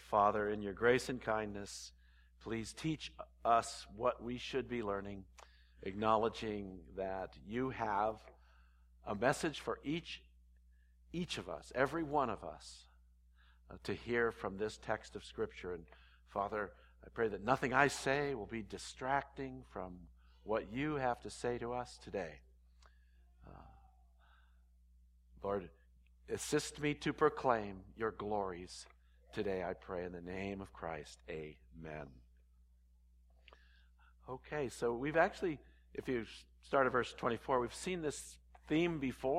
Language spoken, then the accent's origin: English; Walnut Creek, California, United States; born there; I was born in San Francisco Bay Area. I was born in Walnut Creek, which is kind of a nice area.